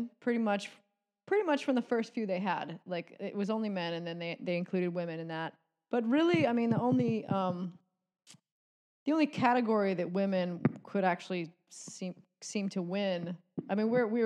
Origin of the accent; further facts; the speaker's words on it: Kauai, Hawaii, United States; I grew up on Kauai